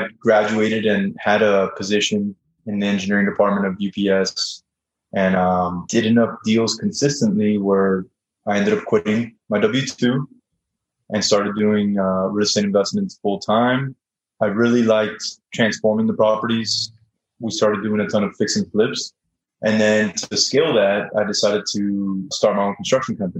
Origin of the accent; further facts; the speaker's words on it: South Florida, United States; moved away as an adult; now in Dallas, United States; I'm originally from South Florida, and now I live in Dallas